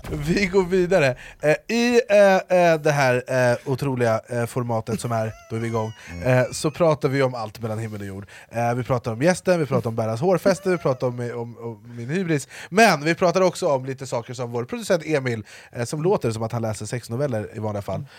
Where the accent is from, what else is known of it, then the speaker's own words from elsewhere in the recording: Jordbro, Stockholm County, Sweden; jag är uppvuxen i Jordbro